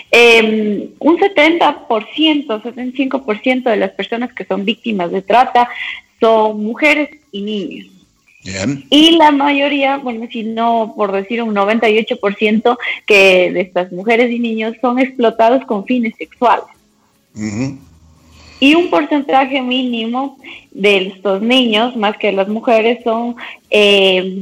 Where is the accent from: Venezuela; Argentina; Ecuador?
Ecuador; Cuenca, Azuay; moved away as an adult; now in Quito, Ecuador; Sí, yo soy cuencana, pero ya estoy radicada aquí en la capital alrededor de ah. unos 11, 12 años. Por eso he perdido un poco el acento.